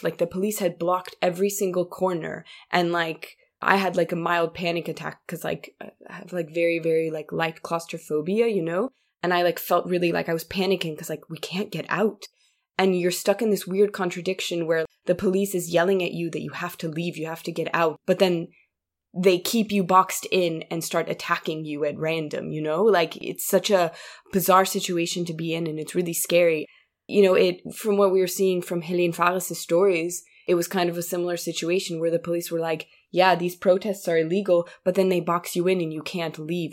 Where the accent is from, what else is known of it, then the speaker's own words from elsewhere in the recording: Munich, Bavaria, Germany; my hometown